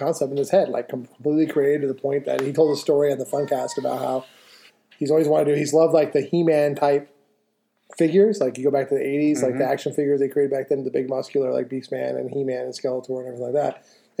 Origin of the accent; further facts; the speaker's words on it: Utah, United States; we're from Utah. I said we're from Utah.